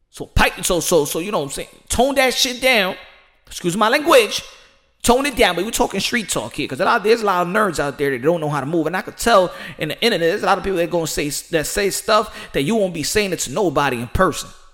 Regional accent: United States; As an American

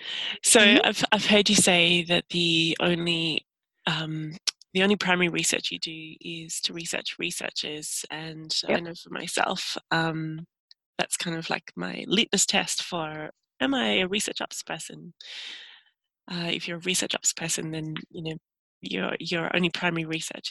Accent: Australia; I'm from Australia too

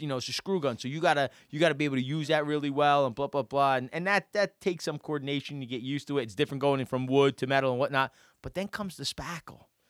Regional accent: Pequannock, New Jersey, United States; I grew up in Pequonik

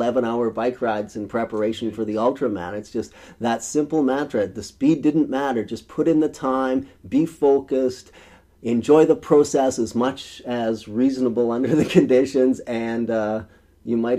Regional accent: rural Saskatchewan, Canada; moved away; It was a dusty road in rural Saskatchewan in September of 1976. I was in grade 7

